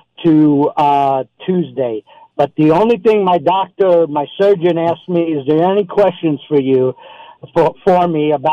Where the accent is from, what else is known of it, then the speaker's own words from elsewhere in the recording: New York, United States; moved away as an adult; now in Arizona, United States; I'm originally from New York, born and raised, and moved out to Arizona years ago